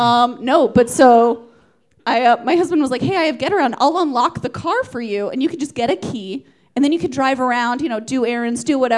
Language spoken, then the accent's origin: English; Atlanta, Georgia, United States; Georgia. Do you remember Atlanta, Georgia?